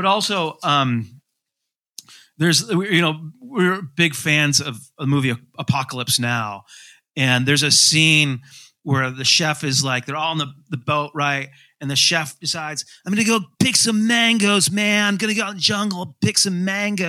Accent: Grand Rapids, Michigan, United States; I grew up in Grand Rapids

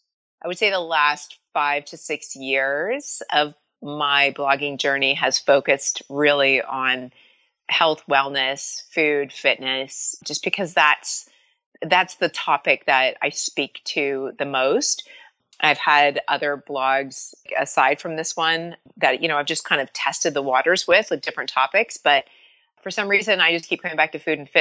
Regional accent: Canada; moved away as an adult; now in United States; I was born in Canada to Irish immigrant parents

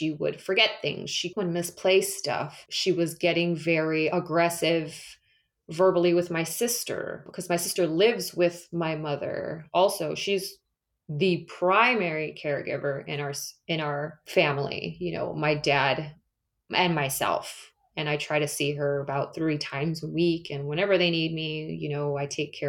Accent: California, United States; moved away as an adult; also born or lived in Michigan / Las Vegas / United Kingdom; I'm born and raised in California, so I'm back in my hometown, and I don't plan on leaving

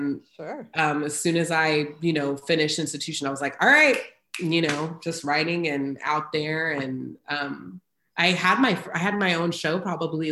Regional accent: Houston, Texas, United States; also born or lived in Great Bend, Kansas; now in Austin, United States; I grew up in Houston, very diverse.

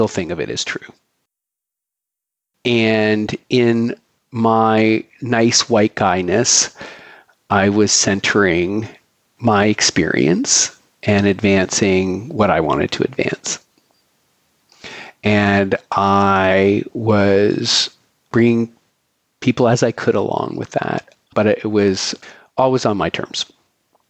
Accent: Canada; now in Philadelphia, United States; I am a white gay Canadian living in Philadelphia

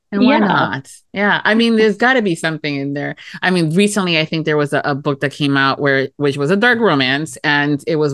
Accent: Miami, Florida, United States; accent: Florida; the girl that was born and raised in Miami, Florida

